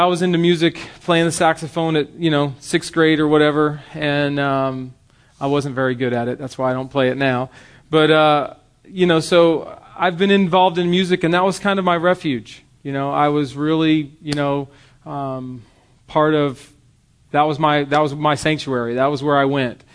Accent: the South, United States; Growing up in the South, and I was at church every moment of every day that I can remember as a young child

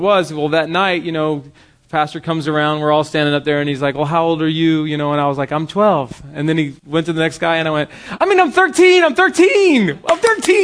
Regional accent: the South, United States; Growing up in the South, and I was at church every moment of every day that I can remember as a young child

